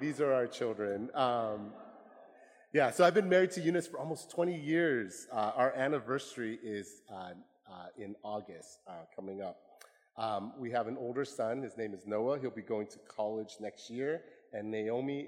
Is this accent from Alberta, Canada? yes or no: no; Chilliwack, British Columbia, Canada; also born or lived in Vietnam / Hong Kong; now in Seattle, United States; We landed in Chilliwack, British Columbia in Canada. This is part of the Fraser Valley near Vancouver. I grew up in Canada